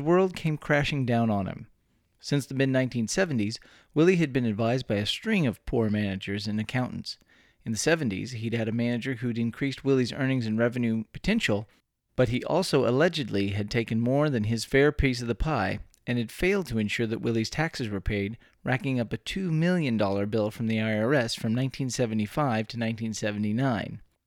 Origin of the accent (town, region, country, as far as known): Texas, United States; born or raised there